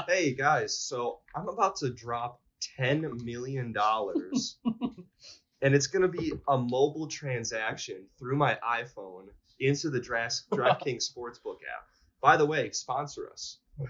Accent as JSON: {"language": "English", "region": "Texas", "country": "United States", "tie": "born or raised there", "said": "I grew up outside of Houston and saw these commercials nonstop."}